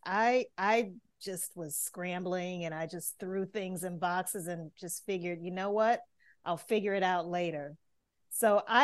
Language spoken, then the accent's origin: English; Louisiana, United States; also born or lived in New Orleans, Louisiana; I'm originally from Louisiana